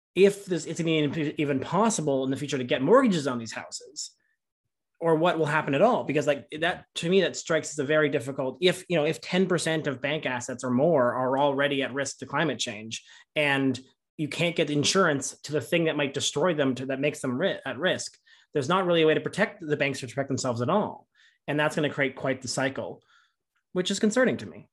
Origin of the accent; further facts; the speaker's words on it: Canada; we as Canadians